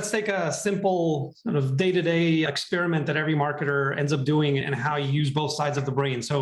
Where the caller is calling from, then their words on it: San Francisco, California, United States; Hi, Lloyd, and good morning from not so sunny San Francisco.